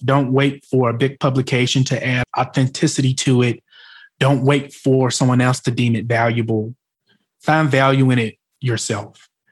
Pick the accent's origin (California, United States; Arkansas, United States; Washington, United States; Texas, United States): Arkansas, United States; Arkansas Delta, United States; I was from the Arkansas Delta